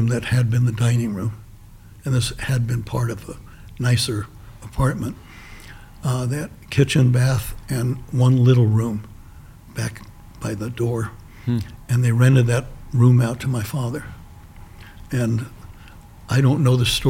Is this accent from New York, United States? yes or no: yes; New York City, New York, United States; it's exactly where I grew up